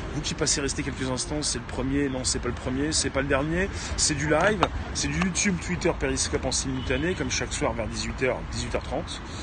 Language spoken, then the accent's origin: French; France; en tant que Français